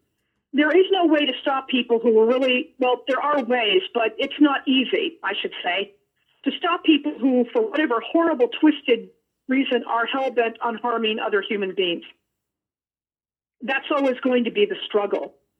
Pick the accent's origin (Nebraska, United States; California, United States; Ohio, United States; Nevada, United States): Nevada, United States; Okay, I'm from Nevada, and my father was an amateur gunsmith and a member of the NRA.